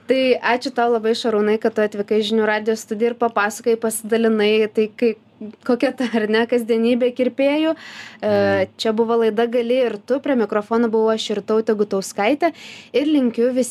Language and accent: Lithuanian; Lithuania; mes kaip lietuviai